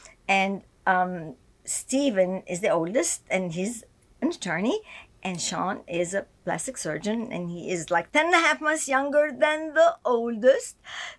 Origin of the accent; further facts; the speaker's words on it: Egypt; born there; Okay. I was born in Egypt to a Christian family.